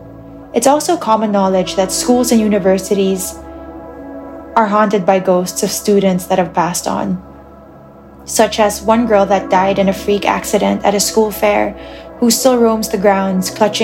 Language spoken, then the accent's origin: English; Muntinlupa, Metro Manila, Philippines; I was born and raised in the Philippines, south side of Metro Manila and Muntinlupa City.